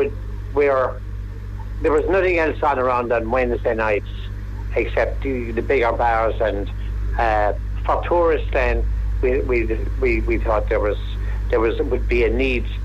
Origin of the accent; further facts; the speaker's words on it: Ballyduff, County Waterford, Ireland; I'm from Ballyduff, County Waterford